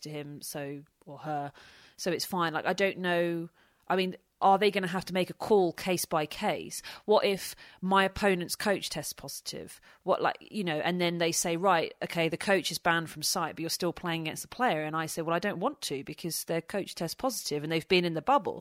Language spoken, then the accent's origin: English; Kent, South East England, United Kingdom; I'm from Kent